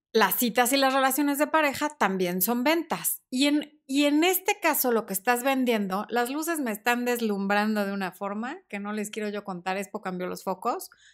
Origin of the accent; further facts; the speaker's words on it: Sonora, Mexico; now in Mexico City, Mexico; mi mamá también es sonorense